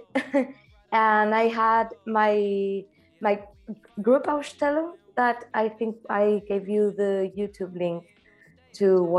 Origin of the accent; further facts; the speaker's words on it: Argentina; moved away; I'm an artist from Argentina.